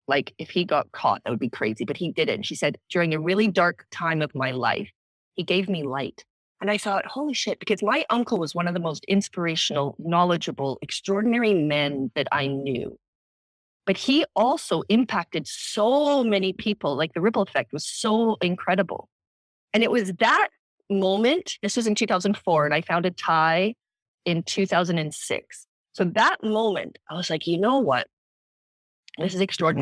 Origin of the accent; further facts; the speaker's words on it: Canada; moved away as an adult; also born or lived in South Africa / Bangkok, Thailand / London, United Kingdom; I was born in South Africa, grew up in Canada